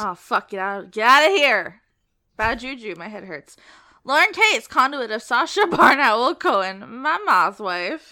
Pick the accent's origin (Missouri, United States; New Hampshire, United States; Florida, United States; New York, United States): Florida, United States; Collier County; also born or lived in Lee County, Florida; now in Leon County, United States; I lived in Lee County, but I was born in Collier